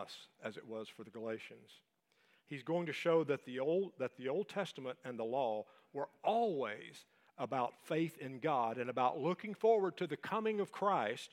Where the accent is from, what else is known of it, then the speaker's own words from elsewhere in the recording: Appalachia, United States; So now we're Appalachian